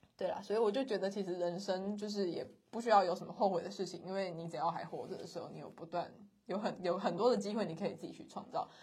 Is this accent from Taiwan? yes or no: yes; Kaohsiung, Taiwan; also born or lived in central Taiwan; 我们两个都是高雄人，土生土长的高雄人